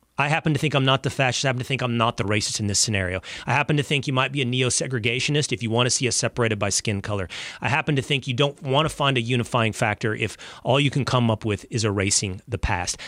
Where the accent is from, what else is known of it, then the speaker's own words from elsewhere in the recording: Texas, United States; My home state of Texas